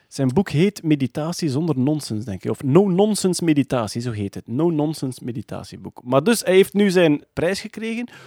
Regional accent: Meetjesland, Flanders, Belgium; accent: Meetjesland dialect; first language Meetjesland dialect (Dutch); mijn moedertaal, het Midtjesland

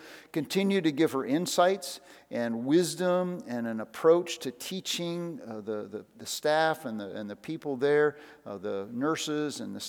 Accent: Iowa, United States; So I moved from town to town. People asked me where I'm from, and I'd say I'm from Iowa, okay?

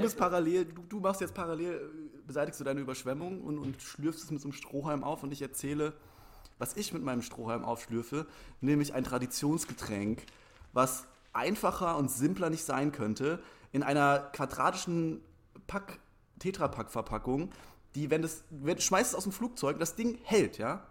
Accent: Germany; Ich komme ja aus der Rhön oder aus der Nähe der Rhön

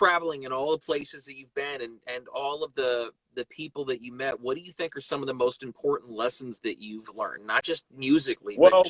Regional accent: Germany; moved away; I grew up in Germany

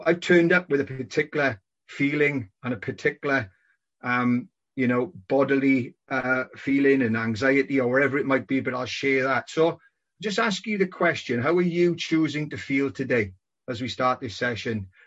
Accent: Welsh Valleys, Wales, United Kingdom; moved away as an adult; also born or lived in Hong Kong; Growing up in the Welsh Valleys

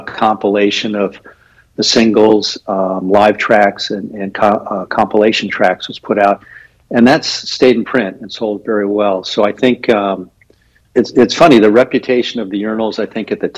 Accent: Anaheim, California, United States; now in Los Angeles, United States; I grew up in in Anaheim, and then to go to school, I went to Los Angeles at UCLA

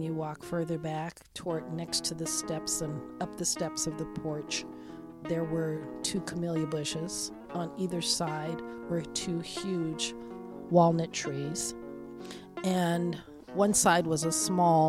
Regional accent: Portland, Oregon, United States; growing up in Albina

